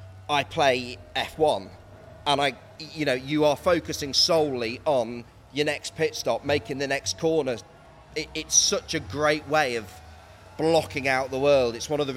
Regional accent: Leicestershire, East Midlands, United Kingdom; I come from Leicestershire

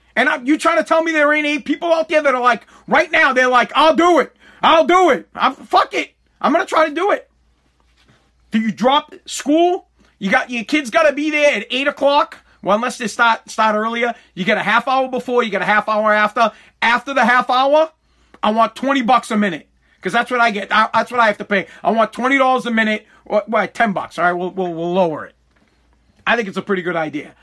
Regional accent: United States; I am an American

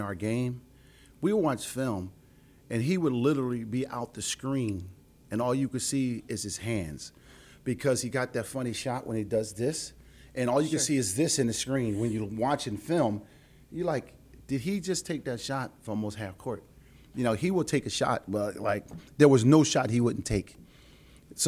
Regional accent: Philadelphia, Pennsylvania, United States; I'm from Philly

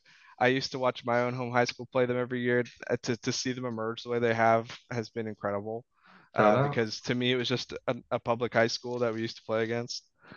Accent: Richmond, Virginia, United States; I'm from Richmond, Virginia

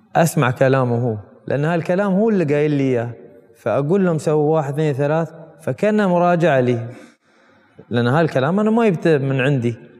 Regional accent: United Arab Emirates; انا كمواطن اماراتي

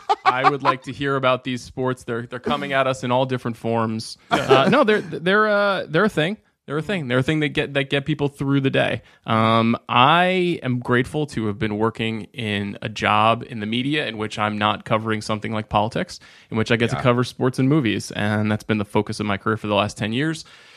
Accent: Huntington Station, New York, United States; I am from Long Island, New York.

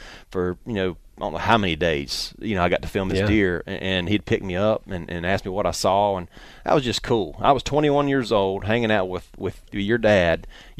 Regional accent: Pumpkin Center, North Carolina, United States; I grew up in Pumpkin Center just down the road.

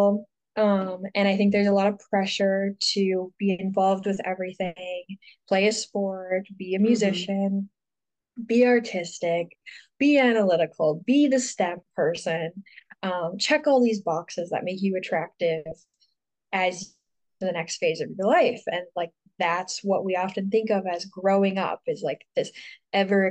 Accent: Houghton, Michigan, United States; I'm from Houghton, Michigan, which is like this tiny little town in northern Michigan

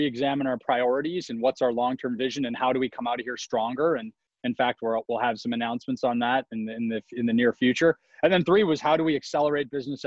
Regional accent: Saskatchewan, Canada; moved away; I grew up in Canada, as you probably remember, in Saskatchewan.

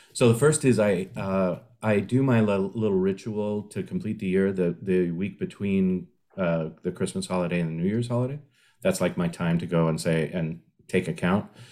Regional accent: San Diego, California, United States; my hometown of San Diego

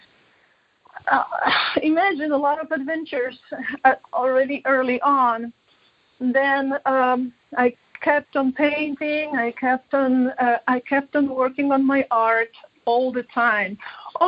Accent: Poland; So I was born in Poland.

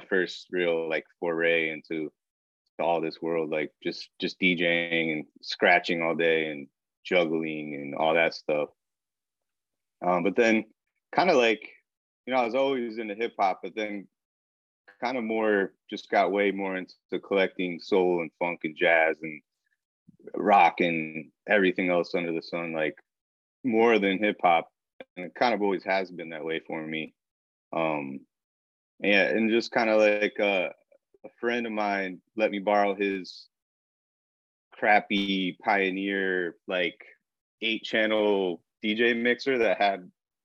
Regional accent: Rockford, Illinois, United States; now in Chicago, United States; I grew up in Rockford, Illinois, which is about an hour and a half north of Chicago

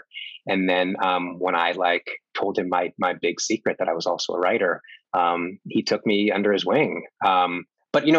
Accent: Winnipeg, Manitoba, Canada; moved away; I grew up in the prairies of Canada. I grew up in Winnipeg, where my family still all are

